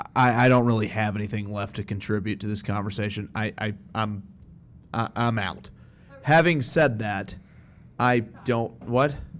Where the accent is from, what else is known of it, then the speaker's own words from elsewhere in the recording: Alabama, United States; I grew up Jewish in Alabama